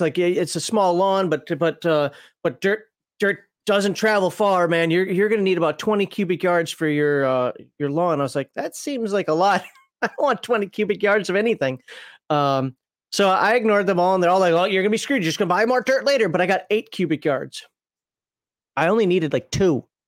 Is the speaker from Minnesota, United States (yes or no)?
yes; Minnesota, United States; also born or lived in the South (US); now in Southern United States; I'm from Minnesota